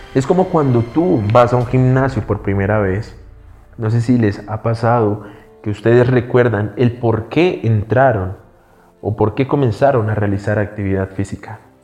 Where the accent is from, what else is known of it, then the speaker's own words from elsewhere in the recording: Colombia; somos cultura latinoamericana, somos cultura colombiana